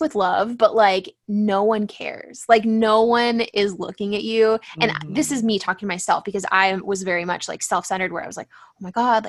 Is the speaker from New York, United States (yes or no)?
no; San Diego, California, United States; growing up in San Diego, it's like pretty superficial place to live